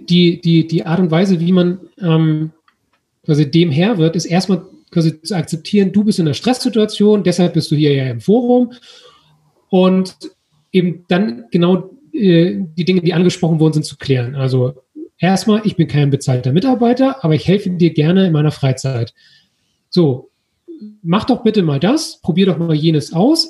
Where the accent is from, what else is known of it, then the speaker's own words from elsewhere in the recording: Germany; wir eben als Deutsche